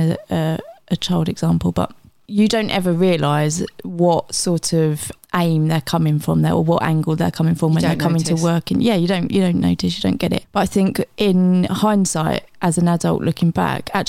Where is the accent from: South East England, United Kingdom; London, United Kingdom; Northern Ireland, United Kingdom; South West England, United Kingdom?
South East England, United Kingdom; Gillingham; I grew up in Gillingham down by the Strand